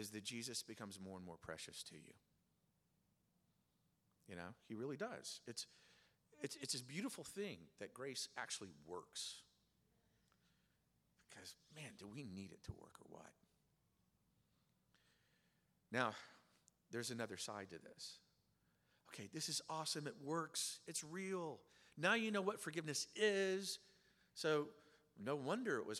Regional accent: Oklahoma, United States; I grew up in Oklahoma

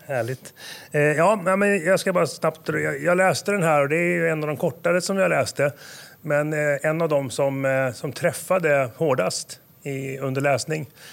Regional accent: Åmål, Västra Götaland, Sweden; moved away as an adult; also born or lived in Stockholm area; now in Nyköping, Sweden; Jag föddes i, i Stockholmsområdet, flyttade 42 mil sydväst om, om huvudstaden Åmål. Jag hamnade i Åmål

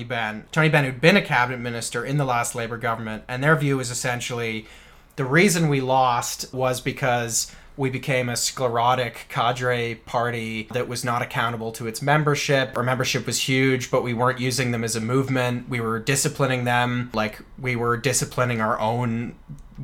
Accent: Canada; we are Canadian

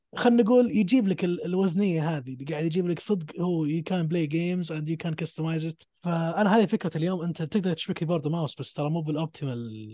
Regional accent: Saudi Arabia; عندنا في السعوديه

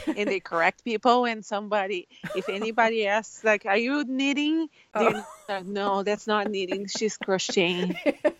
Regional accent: Brazil; now in Washington, United States; I moved here from Brazil, and I live in Washington, and it's gray a lot. The skies are gray. And I was a little sad to be here, and my family is all in Brazil.

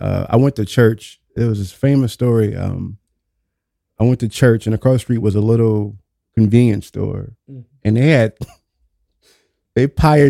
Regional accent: New Orleans, Louisiana, United States; born or raised there

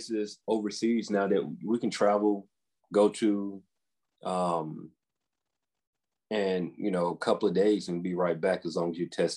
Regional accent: the South, United States

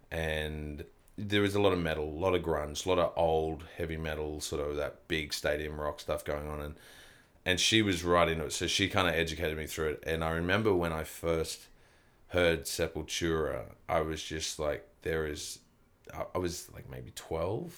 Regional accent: Kempsey, New South Wales, Australia; moved away; also born or lived in Melbourne / Sydney; I grew up in a little country town called Kempsey

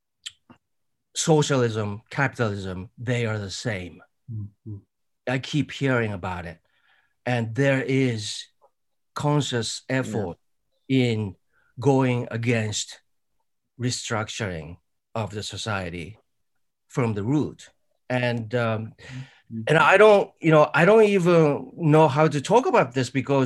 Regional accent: Japan; I grew up in Japan

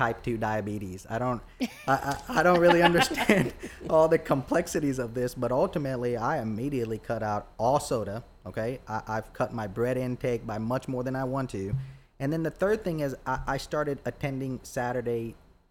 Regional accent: Troy, Alabama, United States; moved away as an adult; also born or lived in Boonville, Indiana; now in Dothan, United States; I grew up in Troy

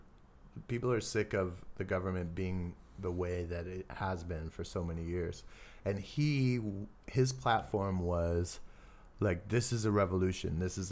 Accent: California, United States; it's as like a Californian drinking my single origin latte and getting my green juice.

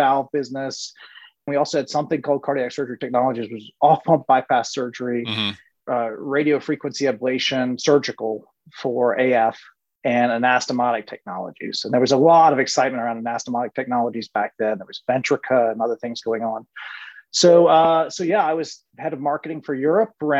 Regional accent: Virginia, United States; moved away as an adult; now in Switzerland; I'm American. I grew up in Virginia

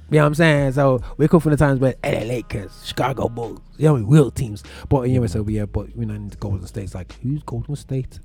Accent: Birmingham, West Midlands, United Kingdom; accent: British, urban Birmingham; my British accent, my um, my from urban Birmingham, or my from outer Birmingham

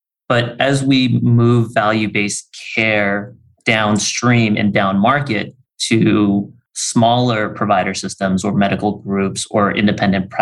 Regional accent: Bay Area, California, United States; I grew up in the Bay Area

